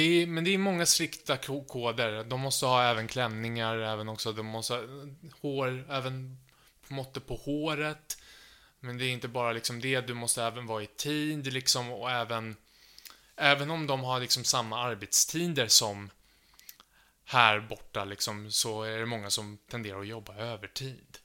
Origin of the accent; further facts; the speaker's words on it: Sweden; jag är från Sverige och jag pluggar nu japanska på Stockholms universitet